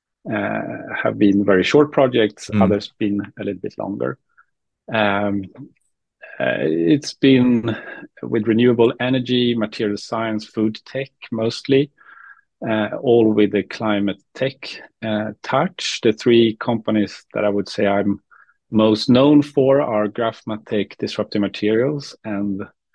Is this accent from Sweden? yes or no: yes; Uppsala, Uppsala County, Sweden; I'm from Uppsala, Sweden